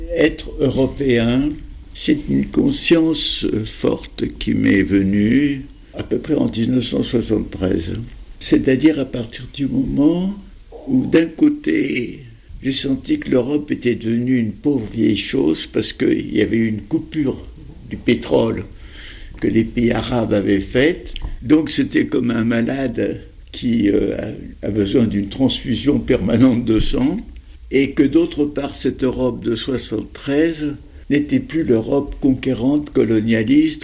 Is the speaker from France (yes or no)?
yes; France; je suis français, je suis méditerranéen, je suis européen, je suis juif